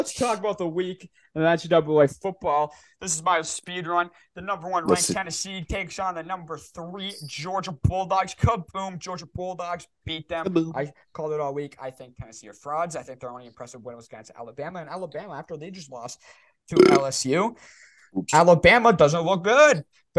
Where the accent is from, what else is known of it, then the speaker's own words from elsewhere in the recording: Canada; I'm Canadian.